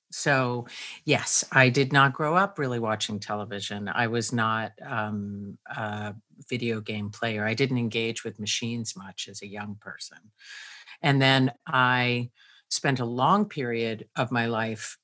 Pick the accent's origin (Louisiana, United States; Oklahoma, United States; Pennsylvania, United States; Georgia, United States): Pennsylvania, United States; I grew up in a very small town in Pennsylvania